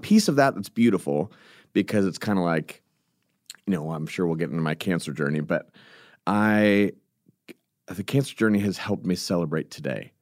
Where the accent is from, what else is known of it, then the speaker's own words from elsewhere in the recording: California, United States; I'm from California